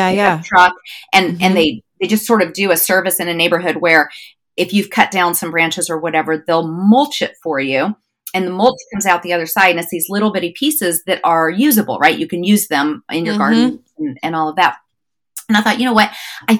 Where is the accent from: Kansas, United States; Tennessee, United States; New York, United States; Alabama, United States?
Kansas, United States; Wichita; now in North Georgia, United States; I grew up in Kansas.